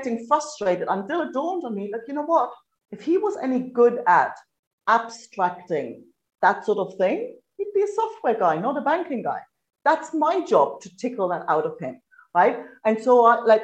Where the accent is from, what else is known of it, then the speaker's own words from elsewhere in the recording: East Germany, Germany; moved away as an adult; now in Australia; I grew up in East Germany.